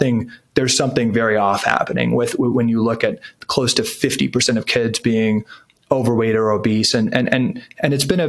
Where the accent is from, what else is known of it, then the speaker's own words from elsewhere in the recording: Washington, District of Columbia, United States; I grew up in Washington, D.C., a good young conservative